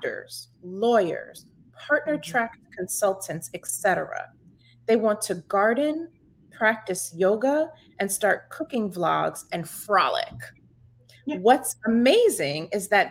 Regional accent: New York, United States; I'm from New York

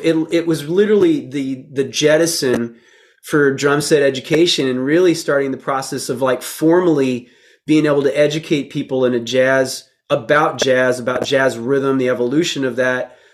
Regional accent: Texas, United States; also born or lived in Florida; when we moved to Texas.

